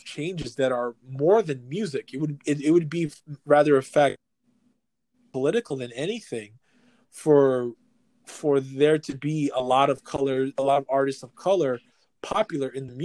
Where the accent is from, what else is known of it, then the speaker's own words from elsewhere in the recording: New York City, New York, United States; we're born and raised New Yorkers